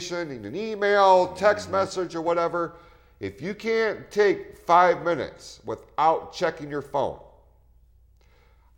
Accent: Hadley, Michigan, United States; I grew up in Hadley, which is the next town over

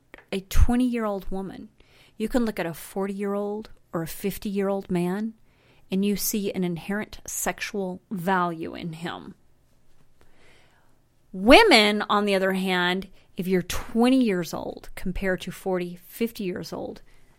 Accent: Brighton, Colorado, United States; also born or lived in Fort Lupton, Colorado; So a genuine Hispanic. Latina. I'm from Brighton, man. I grew up in Fort Lupton in Brighton.

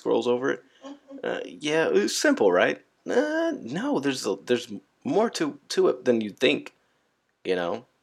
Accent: California, United States; moved away; I'm from Cali. You know, all we had to deal with was earthquakes and hippies

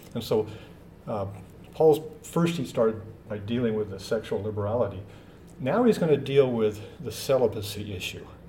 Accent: Washington, United States; moved away; I'm from Washington State

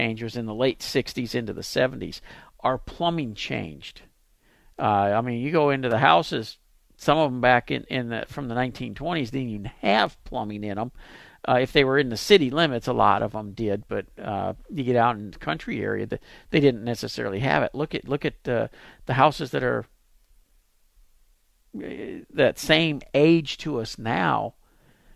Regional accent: Pasadena, Texas, United States; moved away as an adult; now in Dallas, United States; I live in Dallas, but I grew up here in Pasadena.

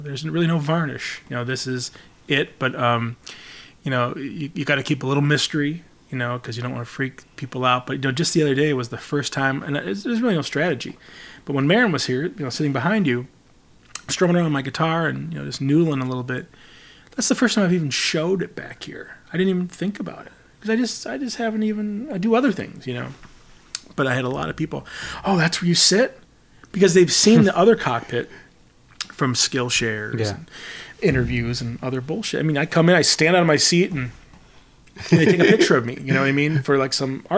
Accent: Traverse City, Michigan, United States; moved away as an adult; I was raised in a small town until I was about, you know, 12. Moved to Traverse City, Michigan

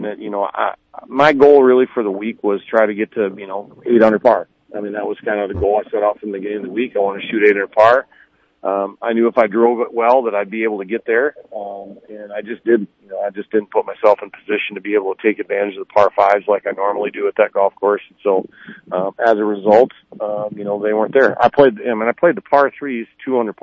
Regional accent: Midwest, United States; growing up in the Midwest

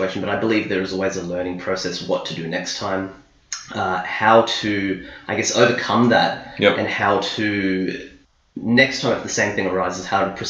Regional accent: New Zealand; now in Australia; Born in New Zealand, and I stayed in New Zealand until 2006

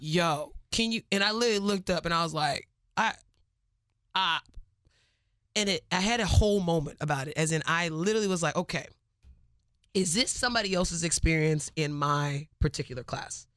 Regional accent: Cypress, Texas, United States; I am from Cyprus

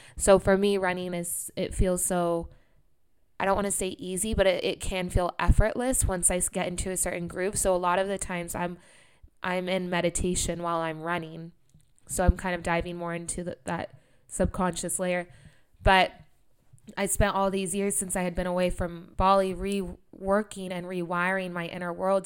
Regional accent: Sacramento, California, United States; moved away; at that time, I couldn't leave Sacramento

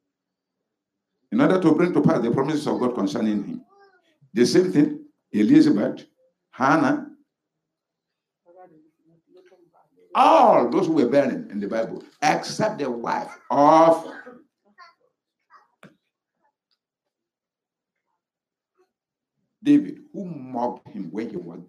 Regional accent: Ekiti, Nigeria; moved away; I said, yes.

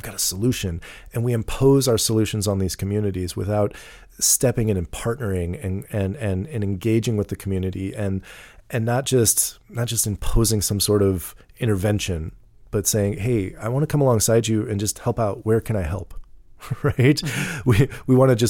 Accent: Missouri, United States; Because I grew up in these in St. Charles County, because I went to private school

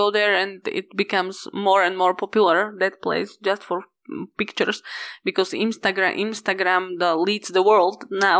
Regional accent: Kláštor pod Znievom, Žilina Region, Slovakia; one side is that I was born in Klaštor pod Znievom and I raised there. And the other stuff is that the village is like very small town and it's very important from the point of Slovak history and culture.

